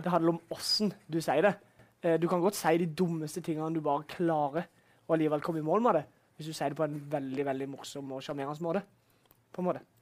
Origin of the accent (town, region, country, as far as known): Vennesla, Agder, Norway; born or raised there